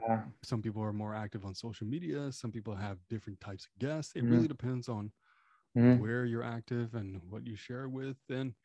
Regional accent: Canada; first language French; English is a second language; French is my first language, technically, I guess.

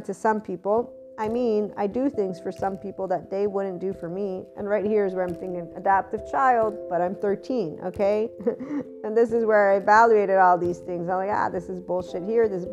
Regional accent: Naples, Campania, Italy; as a kid growing up in Naples, Italy

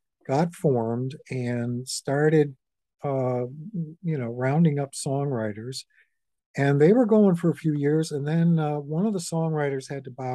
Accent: Vermont, United States; now in Woodstock, United States; I'm from Vermont, and I got very involved in politics in Vermont

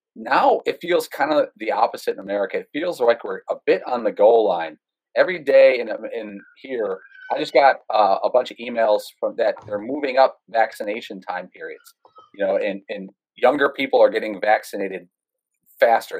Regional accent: Chicago, Illinois, United States; I grew up in the South Side of Chicago.

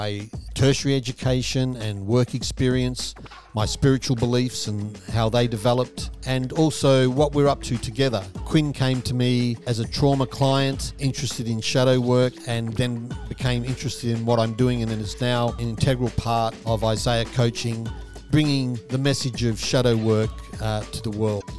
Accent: Perth, Western Australia, Australia; born there; So I was born in Perth, Western Australia, at a certain time, 1961, 5th of August, at 2:32 p.m.

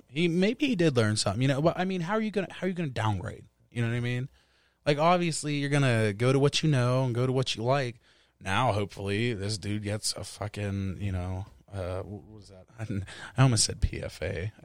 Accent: Wilkinsburg, Pennsylvania, United States; I'm not from Upper Saint Clair, dog, you know what I mean? From Wilkinsburg

